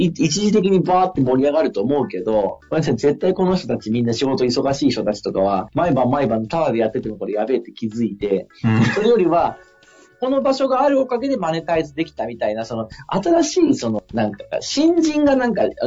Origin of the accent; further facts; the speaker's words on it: Fukui, Japan; moved away; 福井県の僕の地元の、あの、田舎の方の地方がある